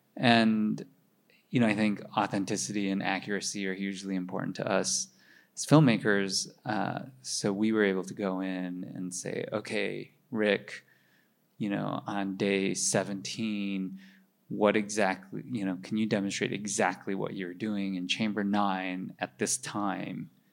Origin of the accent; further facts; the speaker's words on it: Minnesota, United States; now in New York, United States; my parents were Chinese immigrants, and I grew up in Minnesota